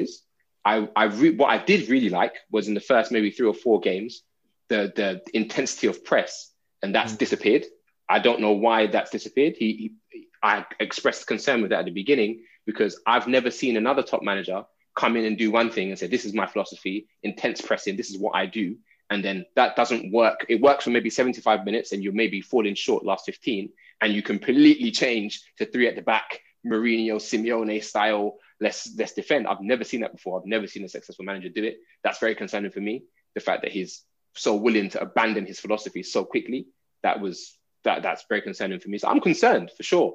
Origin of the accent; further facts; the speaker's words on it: Nigeria; I'm Nigerian